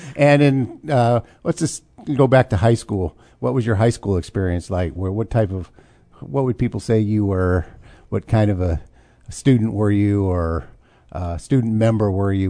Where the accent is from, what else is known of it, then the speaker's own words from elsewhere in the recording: Urbana, Illinois, United States; now in Champaign, United States; I moved here when I was seven